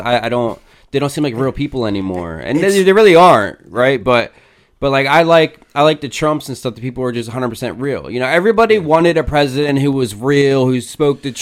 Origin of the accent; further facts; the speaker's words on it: Pennsylvania, United States; I'm from Pennsylvania